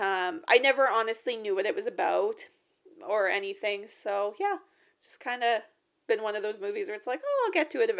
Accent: Canada

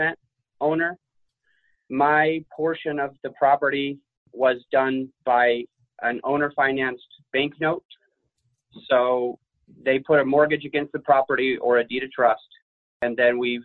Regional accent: Utah, United States; now in Denver, United States; I come from Utah

